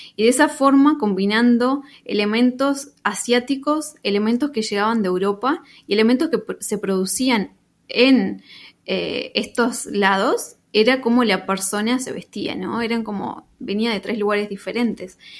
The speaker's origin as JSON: {"language": "Spanish", "region": "Paysandú", "country": "Uruguay", "tie": "born or raised there", "also_born_or_lived": "Spain / Mexico / Peru", "moved": "as an adult", "lives_now": "New York, United States", "said": "Yo soy de Paysandú, en realidad soy sanducera."}